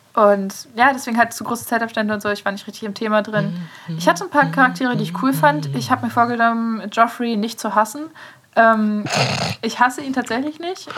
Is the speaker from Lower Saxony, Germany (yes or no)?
yes; Aurich, Lower Saxony, Germany; moved away; zurück nach Aurich, also meine, meine Heimat